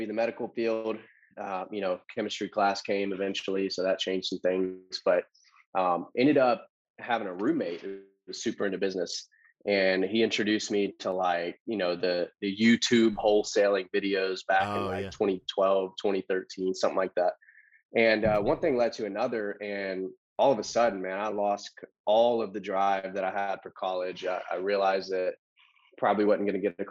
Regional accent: Loganville, Georgia, United States; also born or lived in Alpharetta, Georgia; I grew up here in Georgia in a small town called Loganville

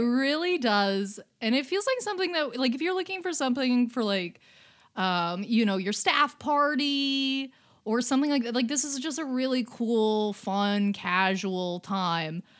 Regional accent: Canada; as a Canadian

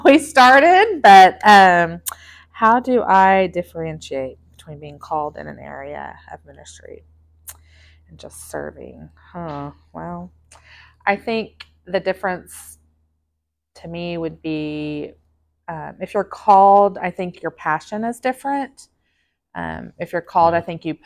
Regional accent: Seminole, Oklahoma, United States; moved away as an adult; also born or lived in Alaska; I was born and raised in Seminole, Oklahoma

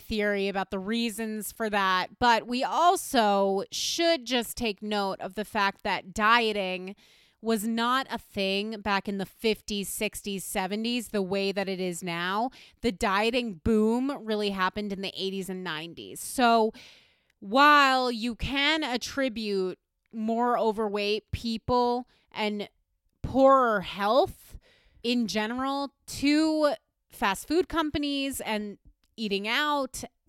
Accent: West Virginia, United States; I grew up in West Virginia, currently the third fattest state in America.

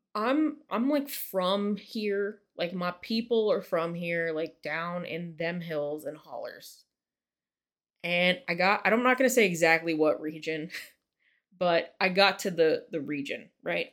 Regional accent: West Virginia, United States; I'm Appalachian and I am proud

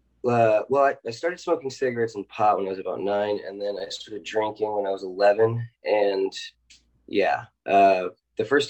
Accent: Los Angeles, California, United States; I'm from Los Angeles originally

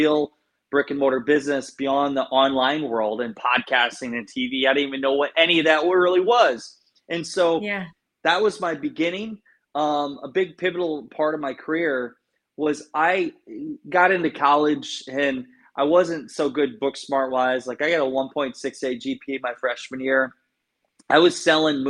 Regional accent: Garnavillo, Iowa, United States; moved away; I grew up in Northeast Iowa, a town called Garnavillo

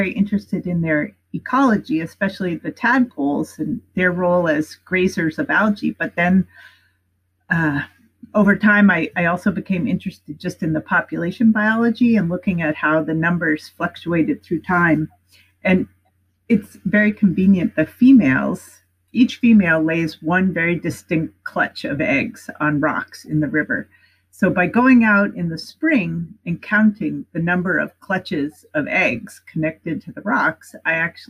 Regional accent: East Coast, United States; moved away as an adult; also born or lived in Berkeley, California; I grew up on the East Coast

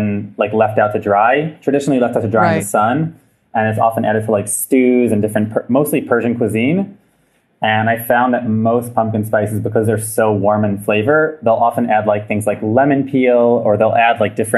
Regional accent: United States; moved away as an adult; now in Israel; I'm from the United States

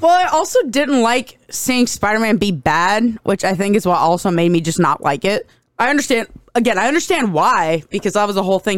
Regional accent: United States; I'm American

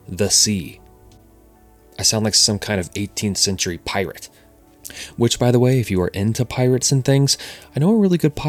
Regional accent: Cincinnati, Ohio, United States; moved away; We're both originally from Cincinnati, Ohio

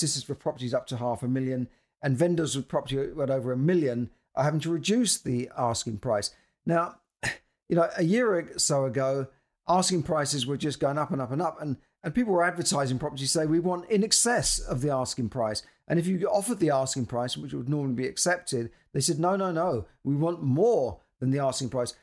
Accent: London, United Kingdom; I'm a Londoner

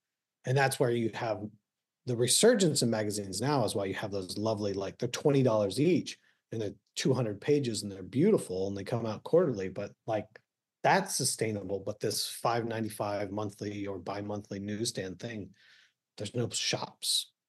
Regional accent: Texas, United States; Like, I was born in Texas. Do you know how, you know, and bounce around the military, but most of the time in Texas.

